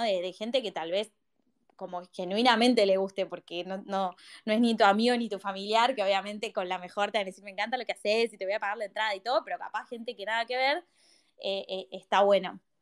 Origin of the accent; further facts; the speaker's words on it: Buenos Aires, Argentina; yo soy de Buenos Aires